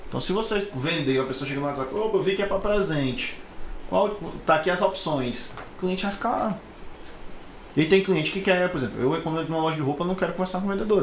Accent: Fortaleza, Ceará, Brazil; also born or lived in Maracanaú (birth, likely ASR 'Maracanã'); a gente não é de Fortaleza, nascemos no Maracanã, eu e o João, mas moramos aqui sempre

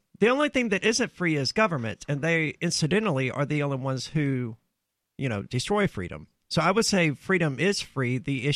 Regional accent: Mississippi, United States; I'm from Mississippi, where that good old boy crap happens.

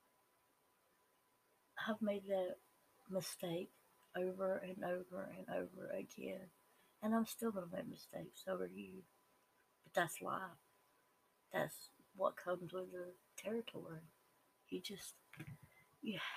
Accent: the South, United States; accent: Southern; I am a normal Southern person. And I say Southern because that's my accent and because I live in the South

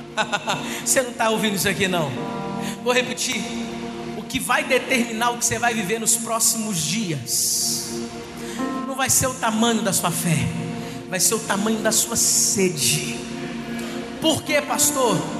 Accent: Resende, Rio de Janeiro, Brazil; moved away as an adult; eu sou de Resende, interior do estado aqui

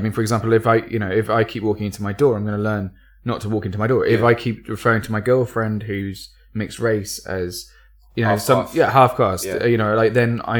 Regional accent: Surrey, South East England, United Kingdom; I come from Surrey, so we had like literally six kids who in our year of 360 who weren't white.

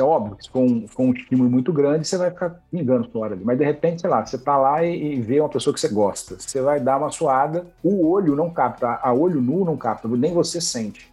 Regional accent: Juiz de Fora, Minas Gerais, Brazil; eu sou mineiro de, de Juiz de Fora

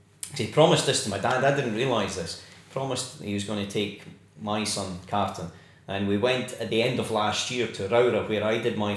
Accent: Dumfries, Scotland, United Kingdom; moved away; all four of us were born in the same hospital in Dumfries. No. We're all from Dumfries

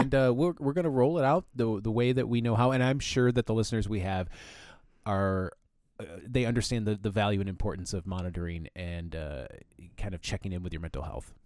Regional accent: Flint, Michigan, United States; I grew up in Flint

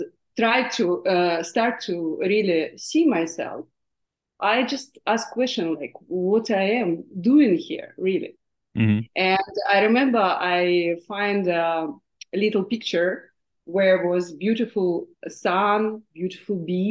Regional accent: Siberia, Russia; English is a second language; moved away; I was born in Siberia, in Russia

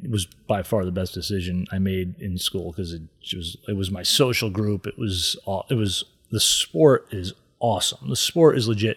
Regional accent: East Granby, Connecticut, United States; also born or lived in Boston / New York / Atlanta / Southbury, Connecticut; I grew up in Connecticut, but grew up in East Granby

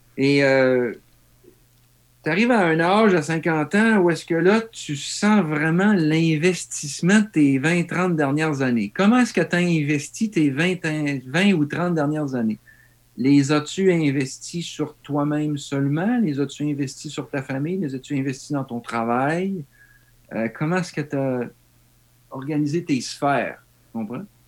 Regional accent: Val-d'Or, Quebec, Canada; moved away as an adult; also born or lived in Germany; now in Japan; Moi, venant même de l'Abitibi, de Val d'Or

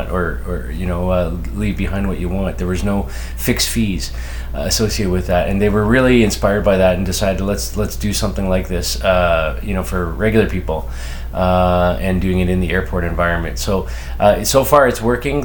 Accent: Canada; as a Canadian

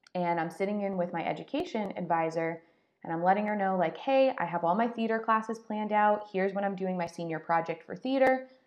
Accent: Connecticut, United States; moved away as an adult; also born or lived in Pennsylvania / Florida; I'm from Connecticut, so I grew up up north.

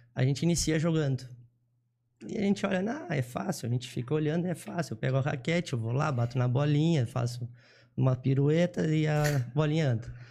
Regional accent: Jaguarão, Rio Grande do Sul, Brazil; eu nasci em Jaguarão, tá? é uma cidade do Rio Grande do Sul, é, fronteira com o Uruguai

